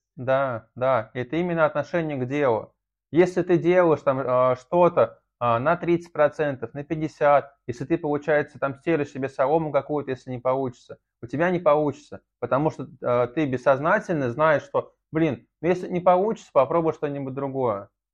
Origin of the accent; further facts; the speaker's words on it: Saratov, Saratov Oblast, Russia; also born or lived in Engels; я сначала жил в Саратове, в заводском районе, это считается криминальным районом, а потом я переехал из Саратова в Эндельс на мясокомбинат